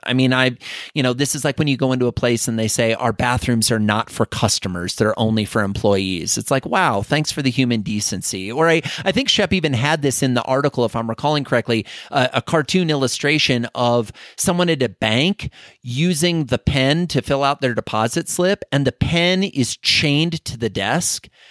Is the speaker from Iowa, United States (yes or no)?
yes; Iowa, United States; being an Iowa farm kid, or at least growing up in Iowa